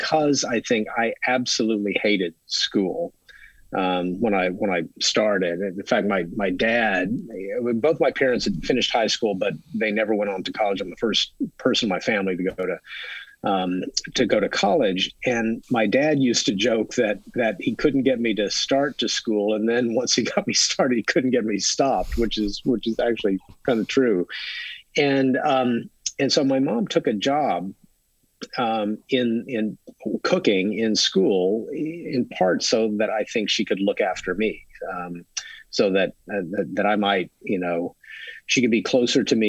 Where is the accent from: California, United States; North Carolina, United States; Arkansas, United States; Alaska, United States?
Arkansas, United States; Ozark Mountains, Northwest; I grew up in Northwest Arkansas, in the U.S., in the Ozark Mountains.